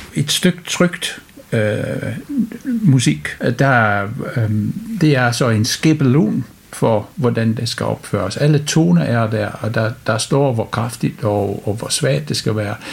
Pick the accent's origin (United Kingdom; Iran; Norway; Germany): United Kingdom; moved away as an adult; now in Randers, Denmark; Jeg kommer fra Storbritannien, øh, hvor jeg har studeret musik på universitet og direktion på konservatoriet